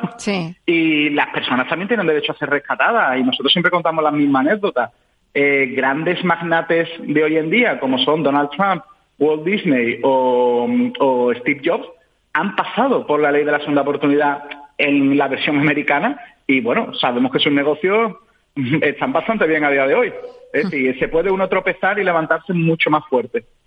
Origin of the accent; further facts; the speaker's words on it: Seville, Andalusia, Spain; yo soy de Sevilla, un ciudadano sevillano